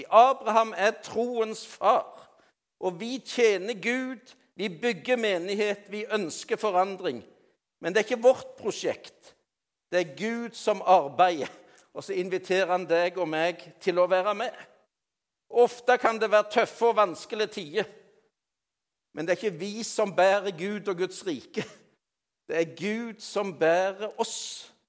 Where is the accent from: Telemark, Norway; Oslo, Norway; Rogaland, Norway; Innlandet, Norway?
Rogaland, Norway; Alle kjenner meg jo ikke like godt, men jeg er jo rogalending.